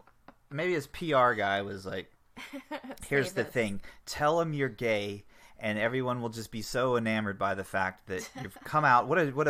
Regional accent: Florida, United States; I'm from Florida, okay?

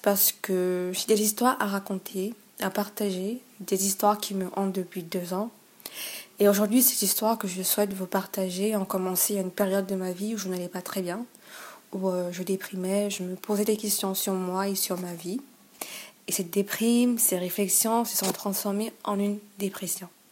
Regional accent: Gabon; chez moi au Gabon

